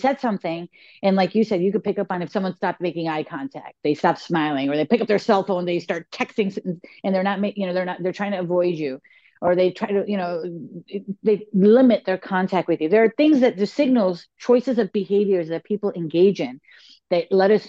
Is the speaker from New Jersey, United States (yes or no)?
no; Chicago, Illinois, United States; I was born and raised in Chicago, and we say, "You guys."